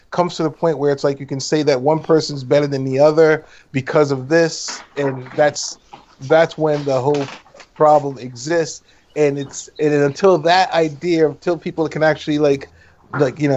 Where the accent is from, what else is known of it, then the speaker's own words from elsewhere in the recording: Montreal, Quebec, Canada; As a um, a child growing up in Montreal, Canada